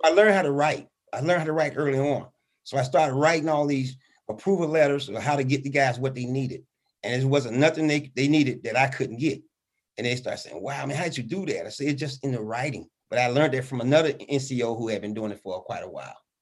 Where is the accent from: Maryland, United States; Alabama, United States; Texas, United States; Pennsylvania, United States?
Alabama, United States; Birmingham; born and raised in Birmingham, Alabama